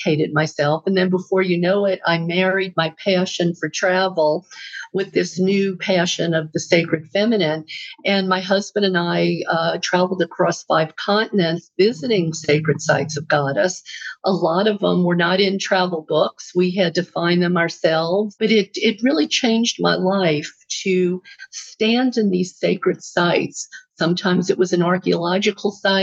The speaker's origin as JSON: {"language": "English", "town": "New Orleans", "region": "Louisiana", "country": "United States", "tie": "born or raised there", "moved": "yes", "lives_now": "California, United States", "said": "I was born in New Orleans, which is the Bible Belt"}